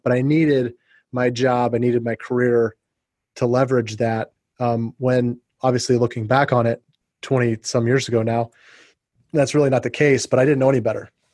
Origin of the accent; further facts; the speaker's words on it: Ohio and Indiana, Midwest, United States; moved away as an adult; also born or lived in St. Louis / Phoenix; I was raised in the Midwest. I went to college in you know in Ohio and grew up in Ohio and Indiana